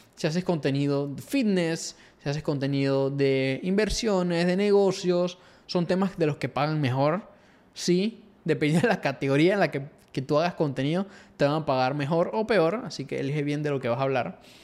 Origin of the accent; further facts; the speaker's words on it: Panama; acá en Latinoamérica o Panamá, de donde soy yo